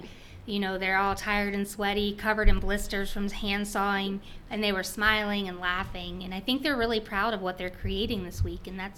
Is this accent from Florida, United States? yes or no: no; Charles Town, West Virginia, United States; now in Richmond, United States; I grew up in Charlestown, West Virginia